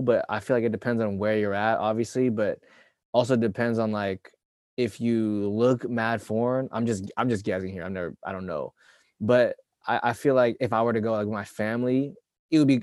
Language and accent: English; United States; I'm from America